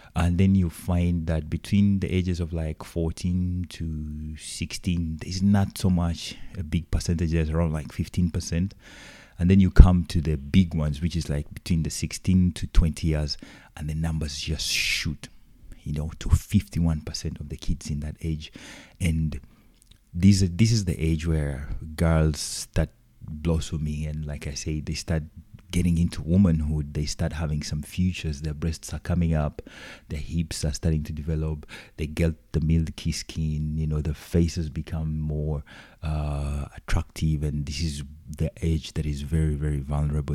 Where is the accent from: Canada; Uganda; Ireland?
Uganda; I come from Uganda.